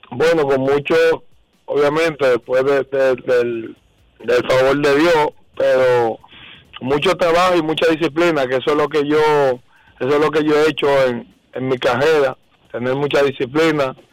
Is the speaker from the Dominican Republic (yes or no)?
yes; Dominican Republic; yo soy dominicano